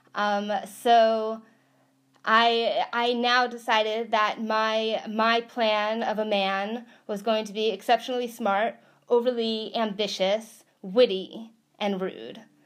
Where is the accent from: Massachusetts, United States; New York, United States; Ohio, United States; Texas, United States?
New York, United States; moved away as an adult; now in California, United States; I was a New Yorker. I I am a New Yorker